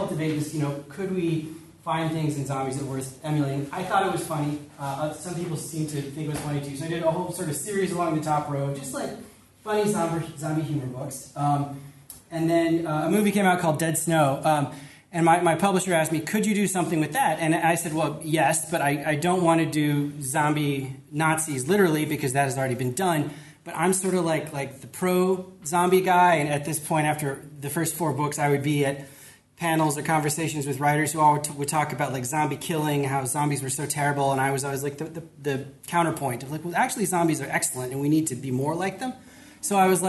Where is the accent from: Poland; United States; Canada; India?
United States; Chicago, Illinois; I'm from Chicago, and I've worked for many years in like community development in Chicago